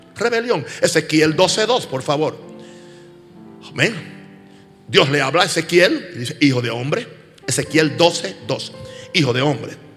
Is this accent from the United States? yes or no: yes; United States; en mi país, Estados Unidos